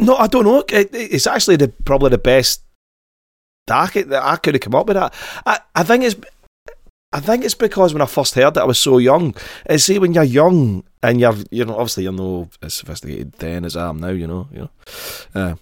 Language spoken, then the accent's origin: English; Glasgow, Scotland, United Kingdom; grew up in Glasgow, I grew up in Govan